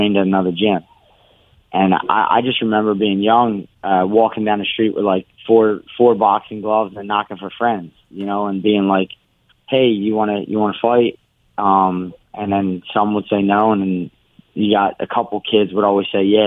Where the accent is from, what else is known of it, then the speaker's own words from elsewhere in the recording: Philadelphia, Pennsylvania, United States; I grew up in Kensington. That's where Rocky was filmed